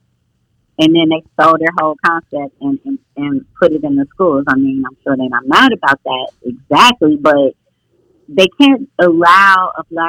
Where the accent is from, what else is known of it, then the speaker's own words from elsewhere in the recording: Oakland, California, United States; I'm from Oakland, but I was raised in a foster home my first 6 years of life